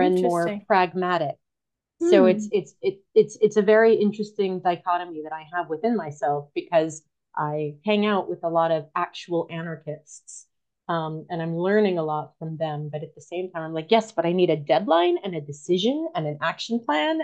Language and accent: English; United States; moved away as an adult; also born or lived in New York; now in United Kingdom; I am an American who has been living in the United Kingdom for 18 years.